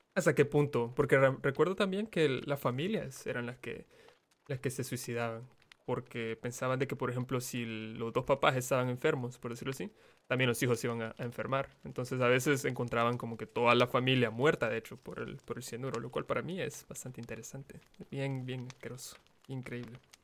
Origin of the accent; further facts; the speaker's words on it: El Salvador; Yo soy salvadoreño